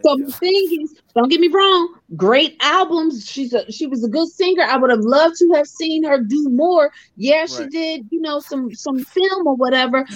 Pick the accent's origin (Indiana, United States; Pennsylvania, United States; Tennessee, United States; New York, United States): Pennsylvania, United States; Philadelphia; I'm from Philly